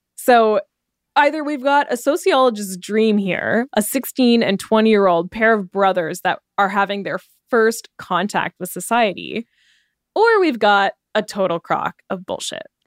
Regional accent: Canada; We're Canadian

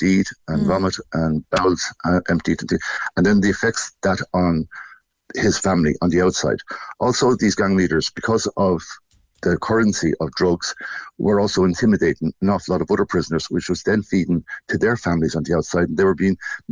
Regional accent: Portlaoise, Laois, Ireland; born or raised there

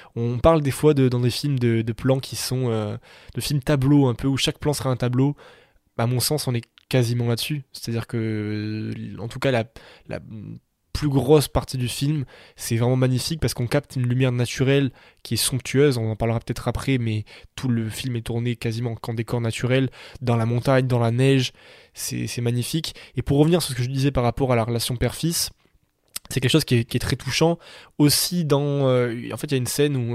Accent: south of France, France; je viens des Pyrénées, je viens du sud de la France

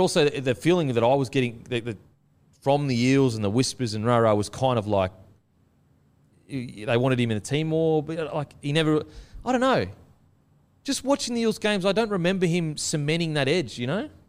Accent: Queensland, Australia; as a Queenslander

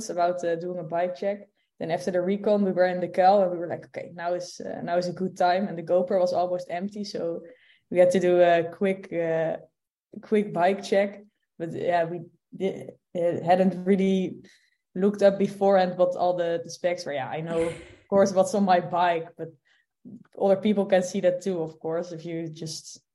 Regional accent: Netherlands; born or raised there

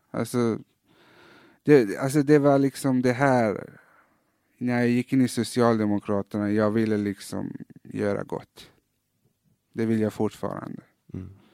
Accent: Malmö, Skåne, Sweden; also born or lived in Iran; när jag växte upp i Fosie

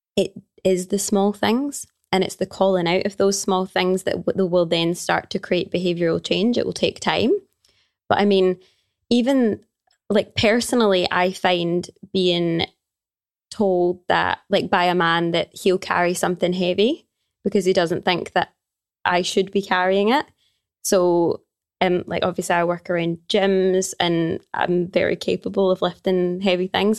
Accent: Glasgow, Scotland, United Kingdom; I am from Glasgow, born and raised in Glasgow.

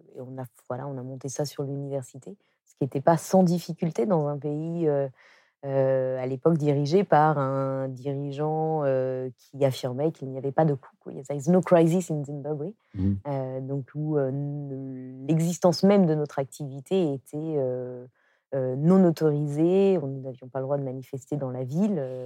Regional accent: France; also born or lived in South Africa; on est blanche d'un pays ancien colonisateur et, et qu'on est plutôt d'un niveau voilà, classe moyenne en, France

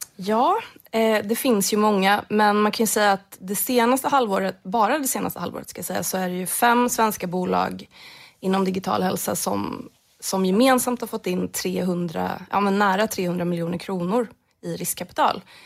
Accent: Jönköping County, Sweden; Där jag kommer ifrån

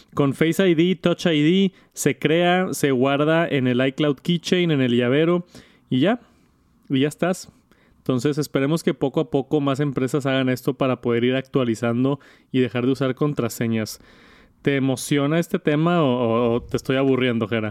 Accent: Monterrey, Nuevo León, Mexico; yo soy de Monterrey, de Monterrey, México

